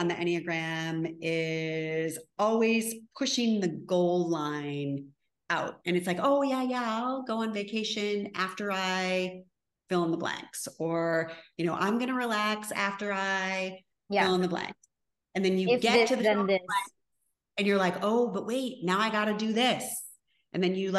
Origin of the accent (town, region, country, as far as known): Connecticut, United States; moved away